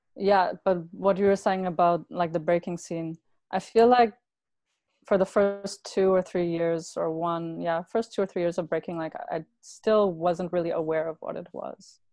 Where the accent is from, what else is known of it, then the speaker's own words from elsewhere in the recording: Brampton, Ontario, Canada; moved away; I grew up in Brampton, mm-hmm. uh, and I lived there until I was about 14 years old.